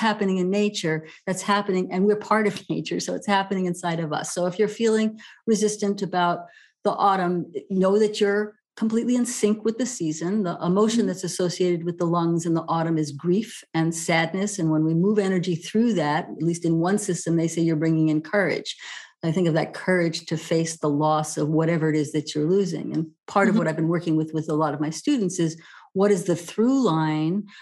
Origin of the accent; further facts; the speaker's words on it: New York City, New York, United States; now in California, United States; I grew up in New York City where everything is always under construction